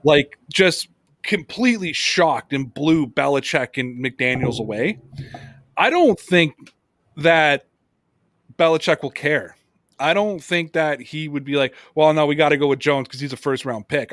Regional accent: Toronto, Ontario, Canada; it's my hometown

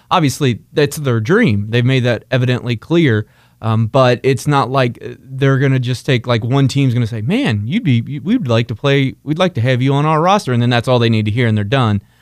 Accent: Northern Kentucky, United States; Since I'm the expert from Northern Kentucky

